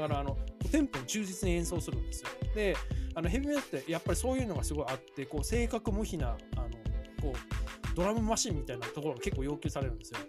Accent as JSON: {"language": "Japanese", "region": "Hokkaido", "country": "Japan", "tie": "born or raised there", "said": "僕北海道出身なので"}